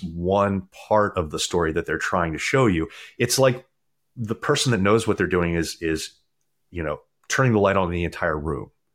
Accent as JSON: {"language": "English", "region": "Maryland", "country": "United States", "tie": "born or raised there", "moved": "yes", "said": "I grew up in Maryland"}